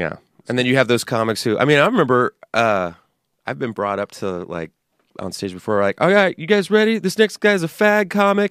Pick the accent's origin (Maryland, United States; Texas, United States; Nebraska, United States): Texas, United States; San Antonio; I grew up in Texas